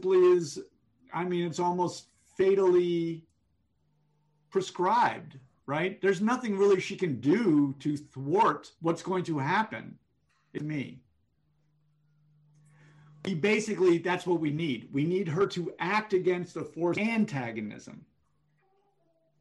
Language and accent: English; New York City, New York, United States; I grew up in New York City.